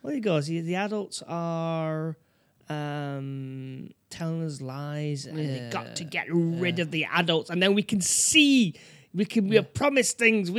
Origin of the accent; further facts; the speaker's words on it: New York, United States; I'm from New York, you know.